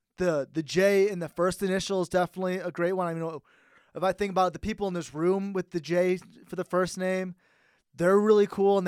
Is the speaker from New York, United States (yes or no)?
no; San Jose, California, United States; now in Reno, United States; I grew up in the San Jose area